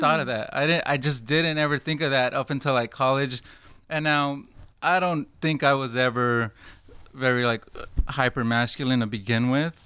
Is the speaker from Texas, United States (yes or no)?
yes; Fort Worth, Texas, United States; now in Dallas, United States; I'm from Fort Worth